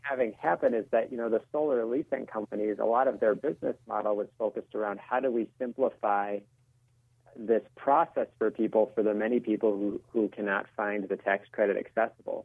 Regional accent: Minnesota, United States; my home state of Minnesota.

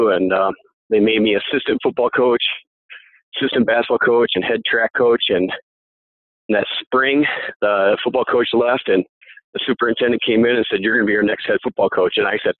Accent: Dell Rapids, South Dakota, United States; But how I started off was I originally from Del Rapids

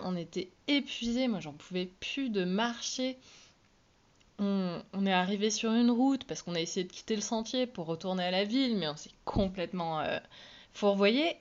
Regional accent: Belle-Île, Brittany, France; moved away; j'ai été élevée à Belle-Île

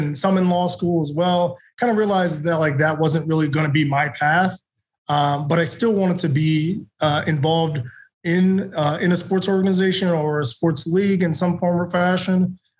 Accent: Minnesota, United States; I grew up in Minnesota, born and raised.

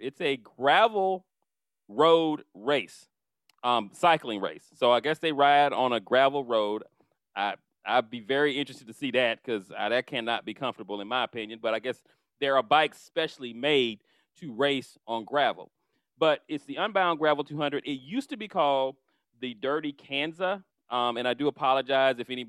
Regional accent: Orlando, Florida, United States; now in Atlanta, United States; my hometown in Orlando

